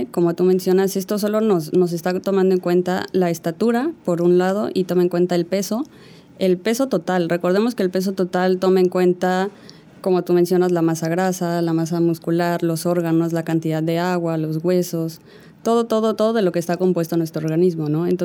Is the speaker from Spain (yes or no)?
no; Yucatán, Mexico; Claro, mira, yo en realidad soy yucateca, aunque no tenga el acento. Eh, no crecí aquí, pero bueno, eh, regresé para la universidad.